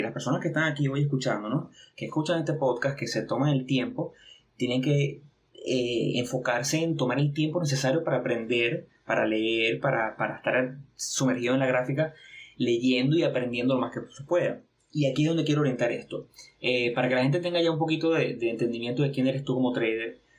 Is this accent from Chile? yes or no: no; a small city in eastern Venezuela, Venezuela; venimos de una pequeña ciudad de aquí del oriente del país, en Venezuela. Bueno, yo estoy en Venezuela